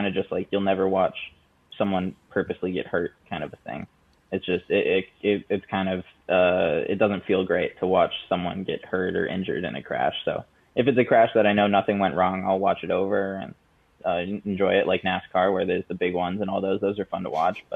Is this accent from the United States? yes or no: yes; United States; as an Indian American in the series and the first Indian American to win a race